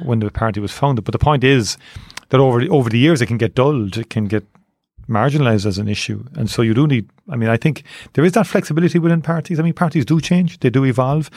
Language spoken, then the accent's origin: English; Cork, Munster, Ireland; I grew up in Tornells Cross, I joined Nemo Rangers when I was eight years of age